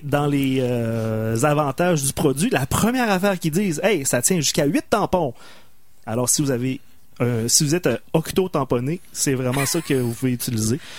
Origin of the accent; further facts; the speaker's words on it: Loretteville, Quebec, Canada; j'ai grandi à Loretteville